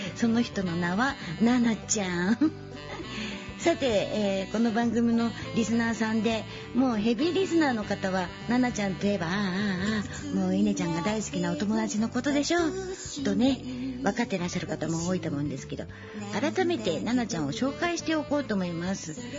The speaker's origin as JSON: {"language": "Japanese", "region": "Chiba", "country": "Japan", "tie": "born or raised there", "also_born_or_lived": "Kyoto", "said": "地元千葉県"}